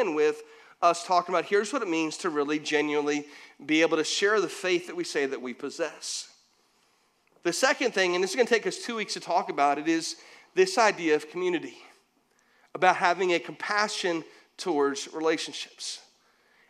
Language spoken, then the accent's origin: English; St. Petersburg, Florida, United States; I grew up in St. Pete, so we had salt water all around us.